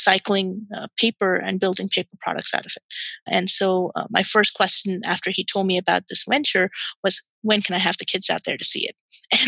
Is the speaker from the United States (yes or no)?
no; Qatar; I was born and raised in Qatar